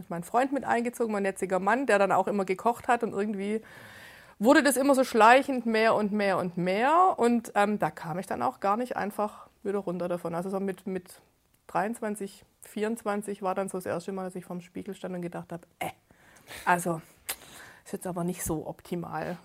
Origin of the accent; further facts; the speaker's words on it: Gerlingen, Baden-Württemberg, Germany; ich bin 42, ich komme aus Gerlingen, das ist im Speckgürtel Stuttgarts